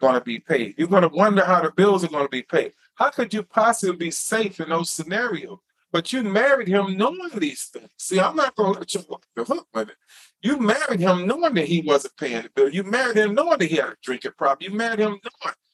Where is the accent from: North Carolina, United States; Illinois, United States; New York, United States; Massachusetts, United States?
North Carolina, United States; Wilson; moved away; I'm from Wilson, North Carolina